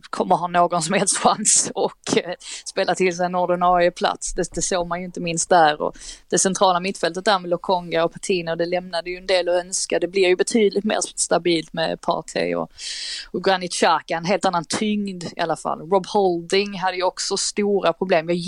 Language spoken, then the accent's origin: Swedish; Skåne, Sweden; jag tänkte jag som skåning, jag rös i hela kroppen.